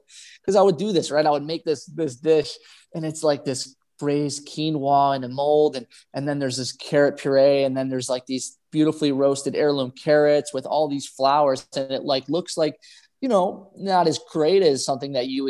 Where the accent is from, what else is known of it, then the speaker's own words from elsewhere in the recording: Buffalo, New York, United States; I'm from Buffalo